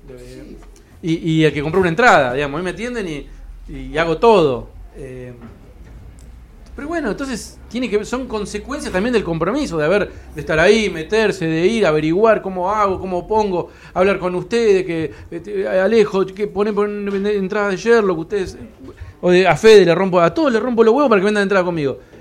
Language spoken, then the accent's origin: Spanish; Cipolletti, Río Negro, Argentina; now in Buenos Aires, Argentina; Yo soy un pibe que vengo de Chipoleti